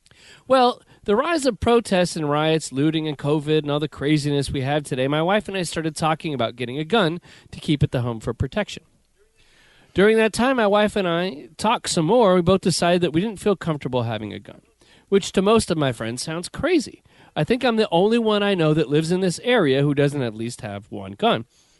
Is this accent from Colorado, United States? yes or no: no; Broken Arrow, Oklahoma, United States; now in Memphis, United States; I grew up in Broken Arrow, Oklahoma, and never felt the need to have a gun.